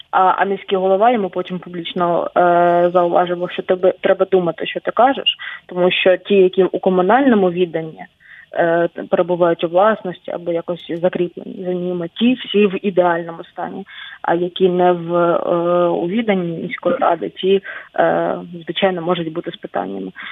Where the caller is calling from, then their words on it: Chernihiv Oblast, Ukraine; Я з Чернігівщини, Мониторили ли вы север Чернігівщини, ми недалеко очень от границі, причому от двох від білоруської від російської.